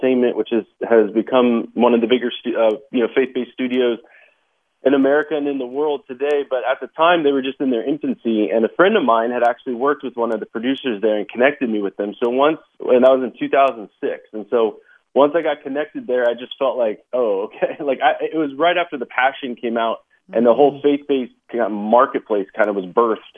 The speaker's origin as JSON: {"language": "English", "area": "Silicon Valley", "region": "California", "country": "United States", "tie": "born or raised there", "said": "I grew up in the Silicon Valley"}